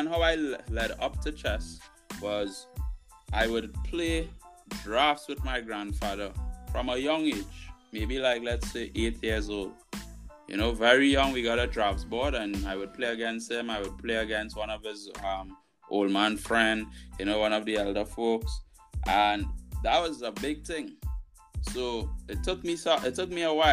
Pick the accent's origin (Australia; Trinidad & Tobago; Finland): Trinidad & Tobago; Arima; I'm from Arima